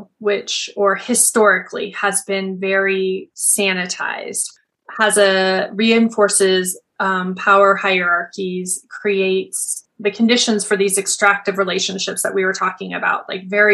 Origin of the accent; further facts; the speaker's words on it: Montana, United States; I grew up in Montana in the United States, which is very rural